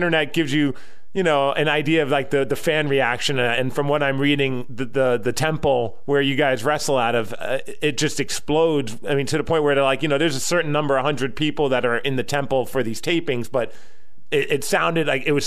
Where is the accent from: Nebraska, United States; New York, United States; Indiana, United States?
New York, United States; I grew up in New York